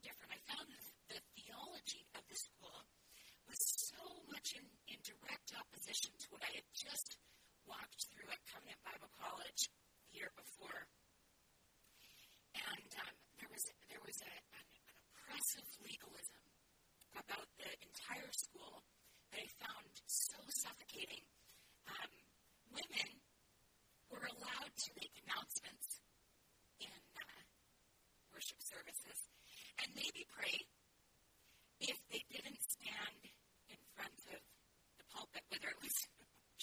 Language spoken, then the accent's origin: English; Alberta, Canada; moved away as an adult; also born or lived in Saskatchewan / Cincinnati, Ohio; I grew up in Alberta